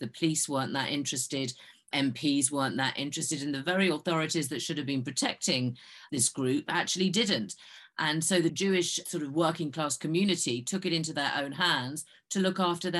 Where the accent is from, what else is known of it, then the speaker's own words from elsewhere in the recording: London, United Kingdom; I was born and raised in North London. My family were working class immigrants, came in from the East End, and we moved out to North London, the very far end of the Jubilee line.